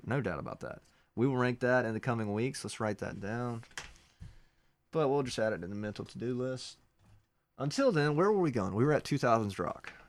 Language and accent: English; Gibson, Georgia, United States; I'm from Gibson, Georgia.